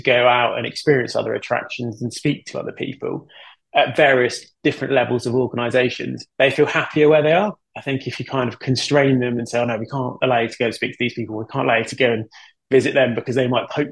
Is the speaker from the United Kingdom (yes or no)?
yes; United Kingdom